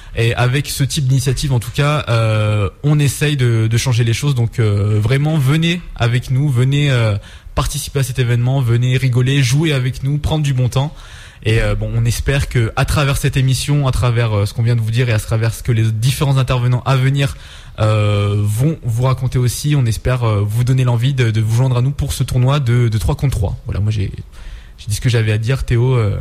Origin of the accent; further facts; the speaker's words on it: Grenoble, Auvergne-Rhône-Alpes, France; nous on est on est plutôt de Grenoble